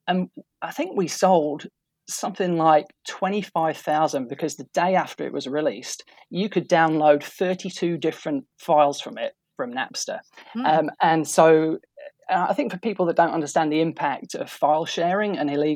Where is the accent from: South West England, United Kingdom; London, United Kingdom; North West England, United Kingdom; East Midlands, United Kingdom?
East Midlands, United Kingdom; Boston; moved away as an adult; now in Auckland, New Zealand; I actually grew up in just outside a town called Boston in England. Now, that's the original Boston